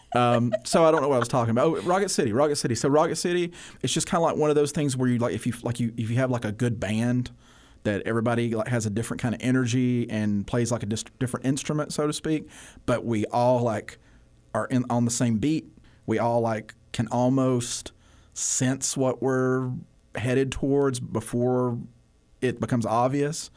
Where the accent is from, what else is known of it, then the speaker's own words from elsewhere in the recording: Bethel, Cullman County, Alabama, United States; I grew up in a community called Bethel, so I, I went K through twelve at a school called West Point High School